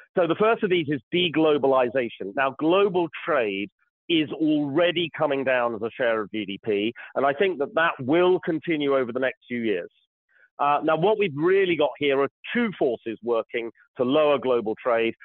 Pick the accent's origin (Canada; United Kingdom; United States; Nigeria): United Kingdom; I'm British